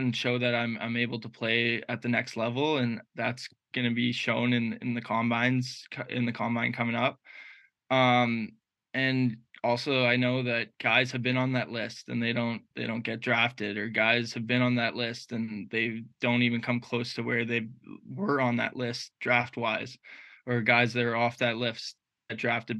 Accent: Ottawa, Ontario, Canada; growing up in Ottawa

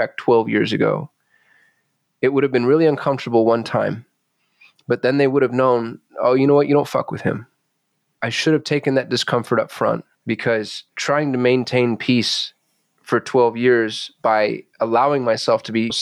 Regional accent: Albuquerque, New Mexico, United States; I was raised in Albuquerque, New Mexico

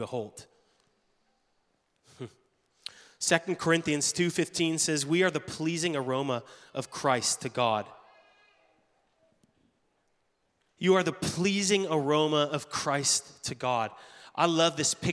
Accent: Canada; moved away as an adult; now in United States; being Canadian

